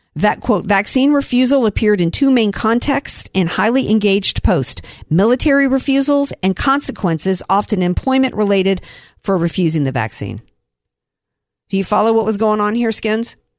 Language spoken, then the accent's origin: English; the South, United States; I grew up in the South and we were too poor to own these lawn darts.